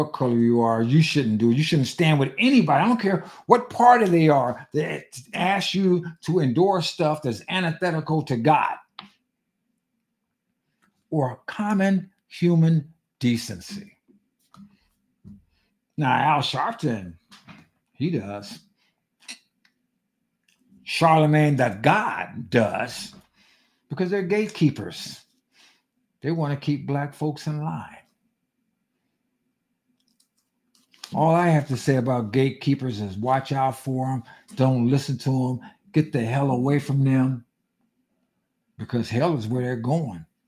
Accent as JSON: {"language": "English", "country": "United States", "said": "I'm American, I happen to be black"}